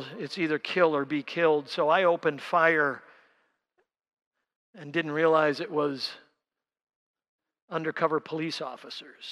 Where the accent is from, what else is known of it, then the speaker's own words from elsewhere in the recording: Milwaukee, Wisconsin, United States; I grew up down in Milwaukee